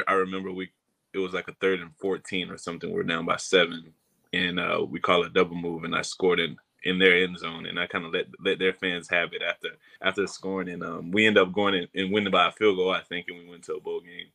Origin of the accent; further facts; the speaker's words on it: Florida, United States; moved away as an adult; me growing up in Florida, being a Florida kid